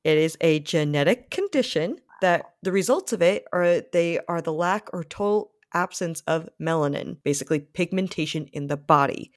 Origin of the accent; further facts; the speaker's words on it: Rhode Island, United States; I grew up in Rhode Island, which is a very beach kind of place